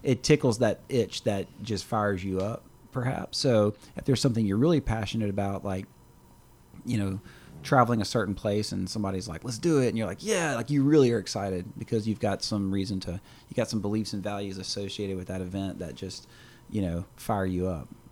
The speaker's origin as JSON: {"language": "English", "region": "Louisiana", "country": "United States", "said": "we're from Louisiana"}